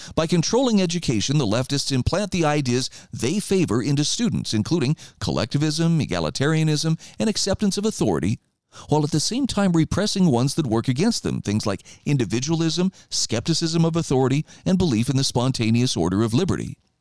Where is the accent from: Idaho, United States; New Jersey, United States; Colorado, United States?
Idaho, United States; my home state of Idaho